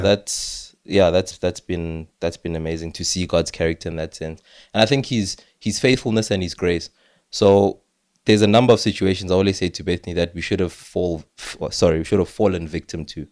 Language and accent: English; South Africa; as a South African